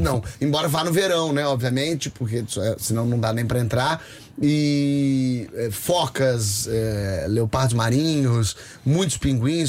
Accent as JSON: {"language": "Portuguese", "country": "Brazil", "said": "eu sou brasileiro"}